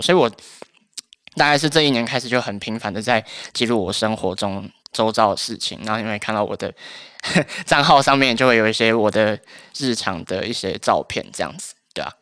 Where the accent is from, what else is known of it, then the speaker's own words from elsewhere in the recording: Taoyuan, Taiwan; moved away as an adult; now in Taipei, Taiwan; 因为我是桃园人，然后我们家就是在 桃园的一座小山上面的一个社区里面